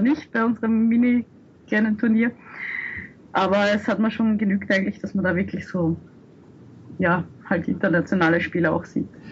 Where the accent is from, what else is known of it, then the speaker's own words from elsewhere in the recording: Austria; als Österreicher